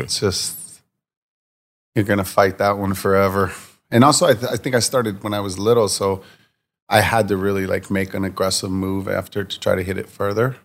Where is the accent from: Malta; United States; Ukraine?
United States; Virginia Beach, Virginia; moved away; also born or lived in New York City; I grew up in Virginia Beach, Virginia